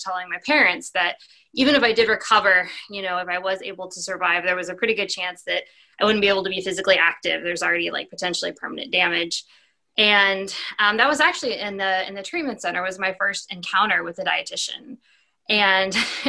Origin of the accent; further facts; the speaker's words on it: Plano, Texas, United States; I was born and raised right outside of Dallas, Texas, in Plano